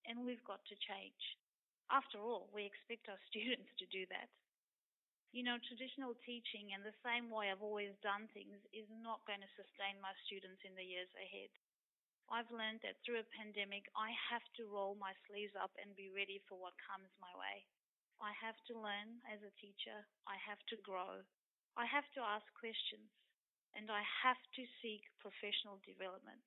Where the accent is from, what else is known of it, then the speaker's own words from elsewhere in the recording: Zimbabwe; now in Queensland, Australia; I've grown up in Zimbabwe, and I remember being in primary school